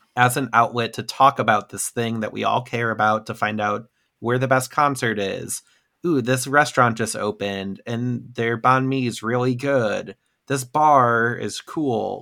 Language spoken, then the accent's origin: English; Midwest, United States; a Midwesterner